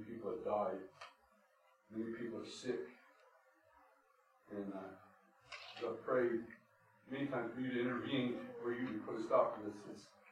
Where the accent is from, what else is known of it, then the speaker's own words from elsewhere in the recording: United States; we as American people